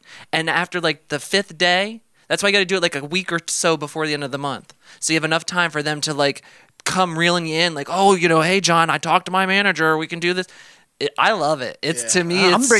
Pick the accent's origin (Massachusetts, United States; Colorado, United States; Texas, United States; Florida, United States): Florida, United States; We're from Florida.